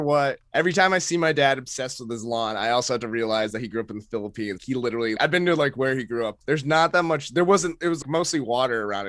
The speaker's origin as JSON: {"language": "English", "region": "Maine", "country": "United States", "tie": "born or raised there", "moved": "as an adult", "lives_now": "New York, United States", "said": "my, uh, Filipino upbringing in Maine"}